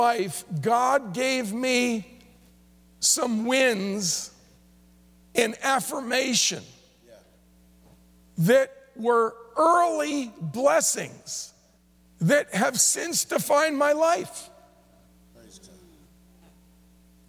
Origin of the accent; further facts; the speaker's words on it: New Jersey, United States; I grew up in New Jersey, but two or three times a year would go into New York City.